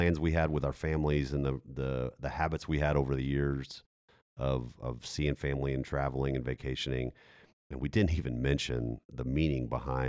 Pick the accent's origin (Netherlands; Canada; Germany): Germany; I grew up, as a lot of our folks know, I grew up in Germany.